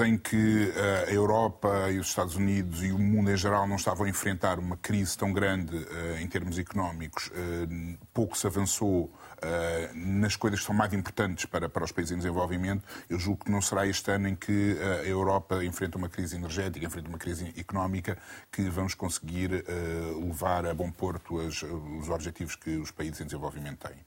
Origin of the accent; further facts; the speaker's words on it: São Vicente, Cape Verde; eu, eu nasci em Cabo Verde. Em Cabo Verde, na, em São Vicente